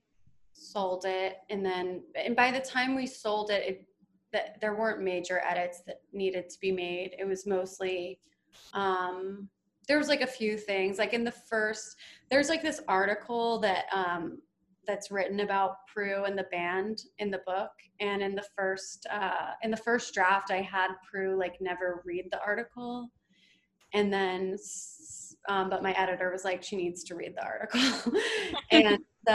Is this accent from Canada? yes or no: no; East Coast, United States; now in Los Angeles, United States; I'm from the East Coast